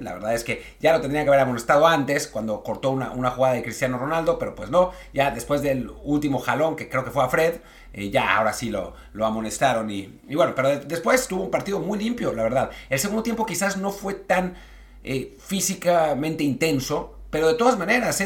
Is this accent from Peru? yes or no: no; Mexico